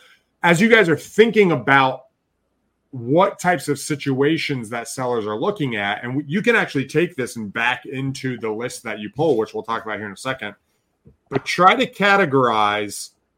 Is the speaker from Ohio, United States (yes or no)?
no; Alaska, United States; also born or lived in Texas; now in Michigan, United States; You know, I grew up doing that in the summer growing up in Alaska, but in Texas, we never did that. And so here, moving back to Michigan, we actually like keeping the windows open